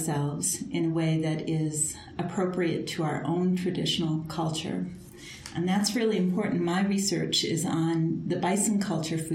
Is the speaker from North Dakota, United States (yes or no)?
yes; Turtle Mountain Band of Ojibwa, North Dakota, United States; now in Montana, United States; I am Anishinaabe Ojibwa from the Turtle Mountain Band of Ojibwa